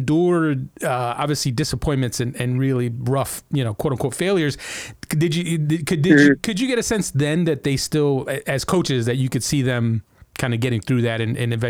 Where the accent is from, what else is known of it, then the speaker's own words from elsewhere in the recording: New Jersey, United States; I was from Jersey.